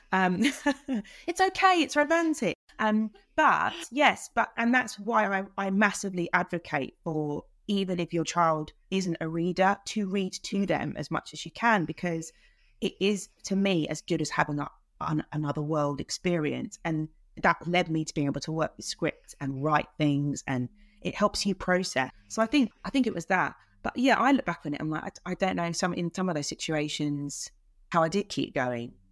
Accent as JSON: {"language": "English", "region": "London", "country": "United Kingdom", "tie": "born or raised there", "said": "I'm from South London. I was born in, in South East London and lived mainly in the borough of Lewisham"}